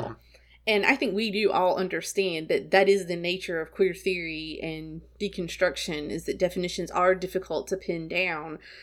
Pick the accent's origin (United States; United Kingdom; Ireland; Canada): United States; South Carolina; That's how I grew up. I'm from South Carolina, and uh, it's just what we say there.